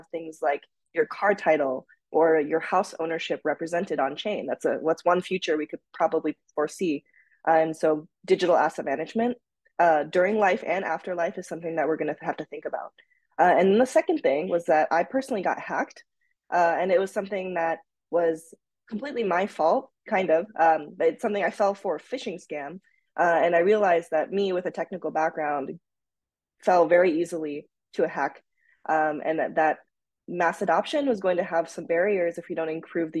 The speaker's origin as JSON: {"language": "English", "region": "Tokyo", "country": "Japan", "tie": "born or raised there", "also_born_or_lived": "United States / Minnesota", "moved": "yes", "said": "I was actually born and raised in Tokyo, Japan"}